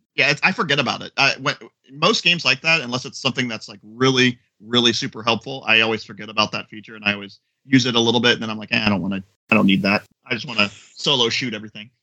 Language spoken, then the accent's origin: English; Florida, United States; I am from Florida.